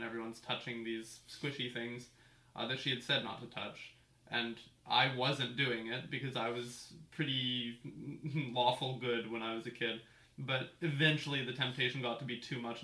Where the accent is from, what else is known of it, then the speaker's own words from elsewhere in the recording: Port Moody, British Columbia, Canada; also born or lived in North Vancouver / West Vancouver; I grew up here. I think I was born in North